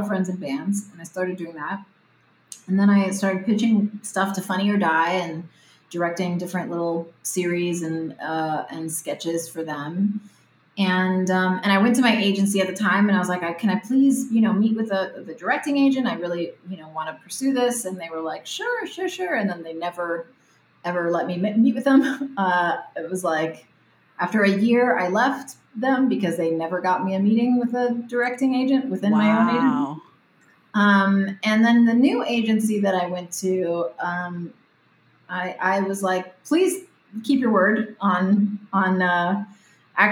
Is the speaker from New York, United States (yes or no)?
no; Miami, Florida, United States; first language Spanish; English is a second language; moved away as an adult; now in Los Angeles, United States; I'm from Miami. My whole family are Cuban refugees, and I moved out to LA when I was 20 to pursue acting